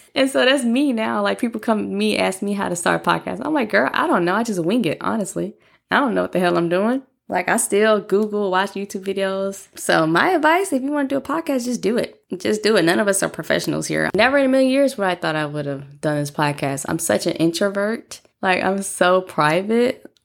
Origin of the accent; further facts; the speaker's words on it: Tuscaloosa, Alabama, United States; I'm from Tuscaloosa, Alabama.